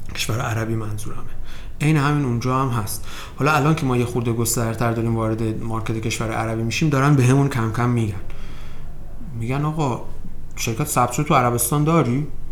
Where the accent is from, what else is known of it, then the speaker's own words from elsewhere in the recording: Iran; من به عنوان یک ایرانی